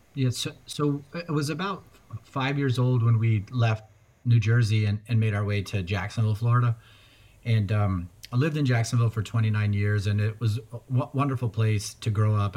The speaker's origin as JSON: {"language": "English", "country": "Afghanistan", "tie": "born or raised there", "moved": "yes", "said": "I was born in Afghanistan"}